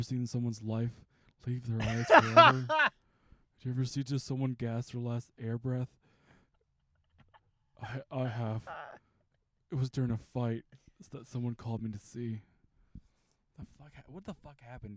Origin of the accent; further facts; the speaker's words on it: the South, United States; I'm from the South